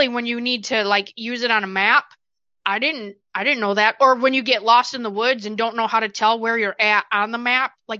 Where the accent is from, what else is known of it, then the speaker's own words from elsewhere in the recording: Johnson City, United States; I'm from Johnson City